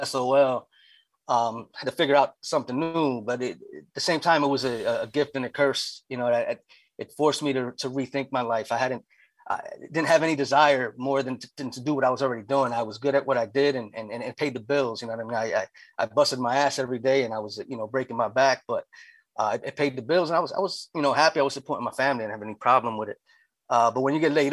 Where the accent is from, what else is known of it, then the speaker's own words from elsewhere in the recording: Lancaster, Pennsylvania, United States; also born or lived in Union City, New Jersey; I came here when I was young. I was from Jersey, but okay. I've been in Lancaster since elementary school.